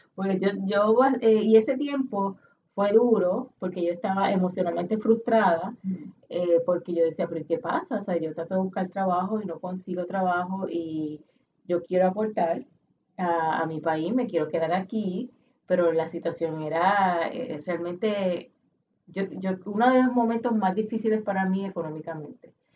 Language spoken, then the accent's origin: Spanish; Puerto Rico; Aquí está mi familia, yo soy puertorriqueña, eso es lo que soy